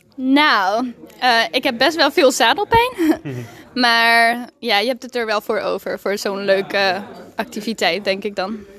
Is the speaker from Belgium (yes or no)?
no; Mexico; first language Spanish; Dutch is a second language; now in Leeuwarden, Netherlands; uit Leeuwarden, maar eigenlijk ben ik in Mexico geboren en opgegroeid.